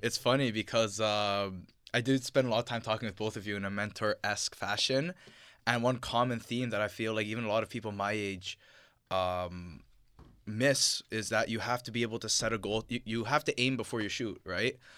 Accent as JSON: {"language": "English", "region": "Ontario", "country": "Canada", "tie": "born or raised there", "said": "I am Canadian. At the end of the day, I was born here. My parents were born here"}